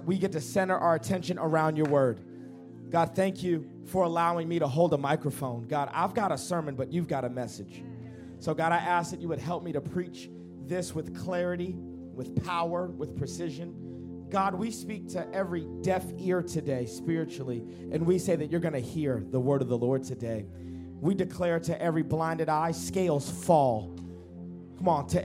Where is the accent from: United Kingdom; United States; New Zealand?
United States; Dallas, Texas; I come to you from the great country of Texas. I'm from Dallas, Texas